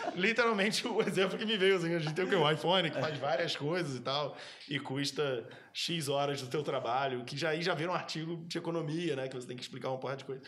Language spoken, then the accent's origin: Portuguese; Brazil; moved away as an adult; also born or lived in London / Germany; a primeira vez que eu saí do Brasil em 2005 eu fui morar eu morei em Londres